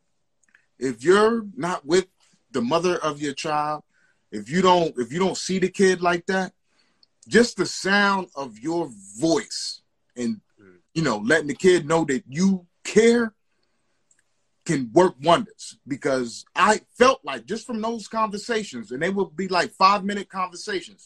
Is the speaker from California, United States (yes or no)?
no; New Jersey, United States; I'm from Jersey